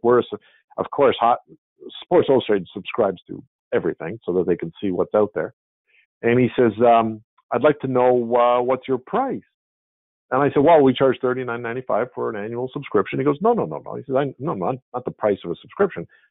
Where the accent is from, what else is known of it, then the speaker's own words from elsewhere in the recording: Montreal, Quebec, Canada; moved away as an adult; also born or lived in Dublin, California; I grew up in Montreal